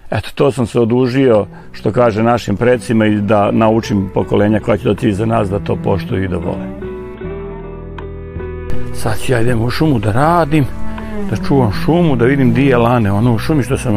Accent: Čortanovci, Vojvodina, Serbia; also born or lived in Inđija; sam rođen u Čortanovcima, a Čortanovci su ipak deo nacionalnog parka Fruška Gora

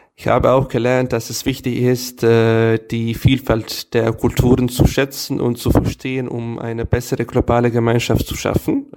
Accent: Serbia; German is a second language; bei uns in Novi Sad und allgemein in Serbien

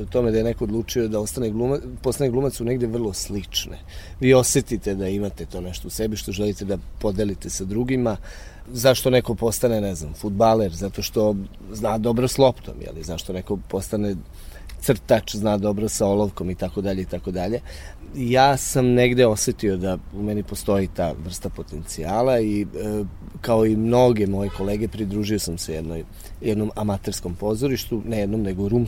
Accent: Ruma, Vojvodina, Serbia; moved away; to jeste moj rodni grad i sad o, o njemu mogu uvek najlepše da pričam, ali Ruma je jedan grad koji ima 30.000 stanovnika. Ruma je grad koji nema profesionalno pozorište. Mislim da e, Ruma ima tu jaku amatersku scenu.

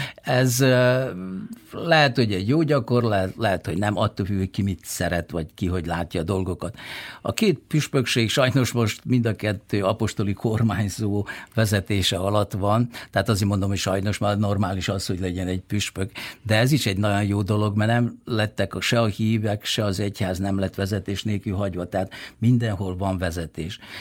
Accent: Bačka, Vojvodina, Serbia; now in Zrenjanin, Serbia; én mint Bácskai emlékszem, hogy hogy néz ki Bácska, rég elmentem Bácskából

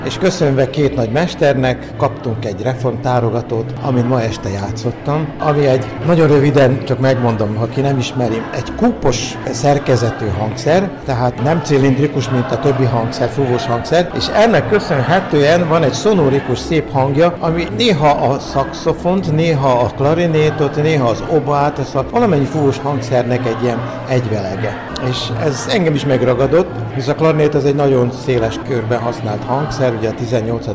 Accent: Senta, Vojvodina, Serbia; most zentán élek, zentai vagyok

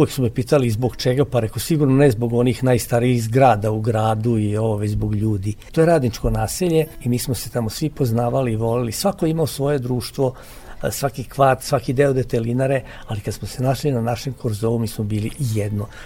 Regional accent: Vojvodina, Serbia; also born or lived in Mramorak, Banat / Sremski Karlovci / Novi Sad; now in Sremska Kamenica, Serbia; Ja sam rođen u Banatu, pa sam živeo u Sremu, u Sremskim Karlovcima, pa sam posle preselio se u Novi Sad, pa iz Novog Sada sad u Sremsku kamenicu. Dakle, živeo sam u sva tri dela lepe Vojvodine

